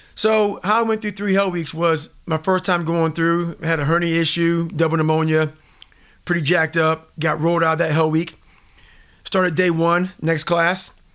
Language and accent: English; Indiana, United States; also born or lived in Buffalo, New York; I grew up in a small town called, you know, in, in, in Indiana